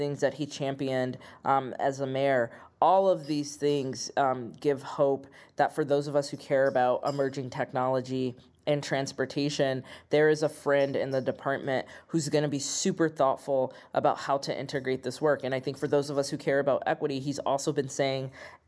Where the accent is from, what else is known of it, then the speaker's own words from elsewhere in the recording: Midwest, United States; as a Midwesterner, as a queer person